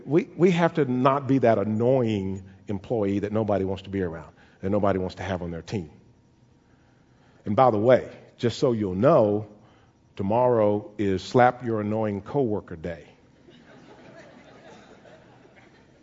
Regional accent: Caldwell, Texas, United States; the house that I grew up in Caldwell.

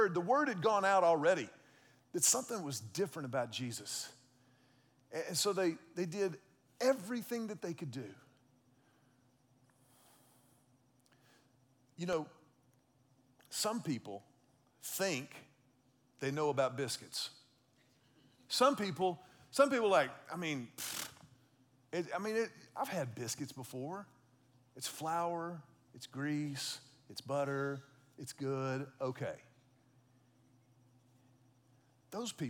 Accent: Texas, United States; I grew up in Texas

